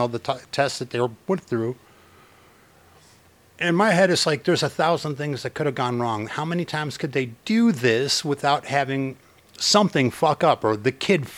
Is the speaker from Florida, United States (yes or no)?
no; Chicago, Illinois, United States; I'm from Chicago, we used to go to the Art Institute every 3 days for field trips